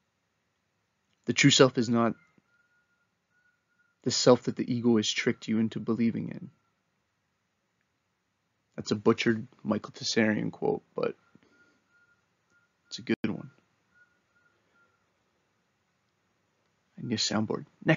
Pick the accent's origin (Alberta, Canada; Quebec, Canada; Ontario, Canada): Ontario, Canada; Kitchener; Me and my buddies growing up in Kitchener weren't aware of how we were being shaped by Canadian culture